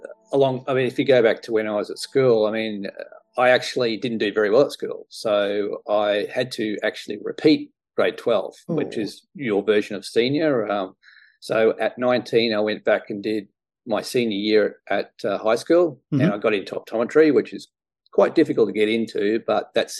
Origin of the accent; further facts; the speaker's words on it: Australia; My parents weren't that pushy. I mean, you know, I lived 500 meters from a golf course.